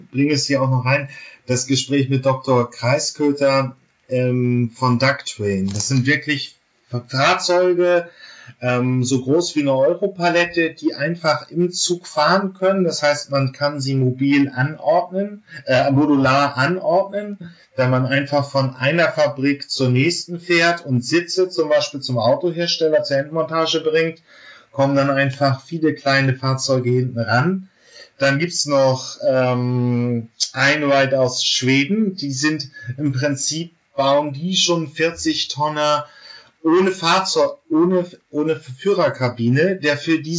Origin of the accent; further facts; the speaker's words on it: Germany; Aber da muss ich jetzt natürlich als Deutscher dann wirklich immer noch dieses Standardargument bringen.